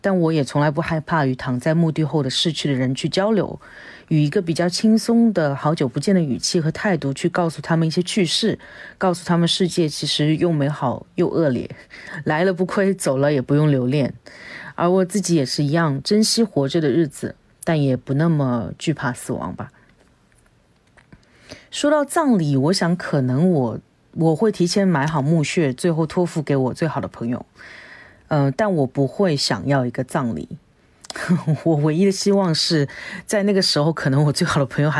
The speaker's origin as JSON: {"language": "Chinese", "region": "Shanghai", "country": "China", "said": "我是来自上海的…。"}